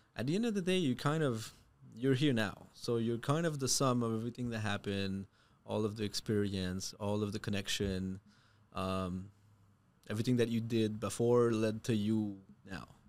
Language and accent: English; Canada; moved away; I am French Canadian. Um, also an immigrant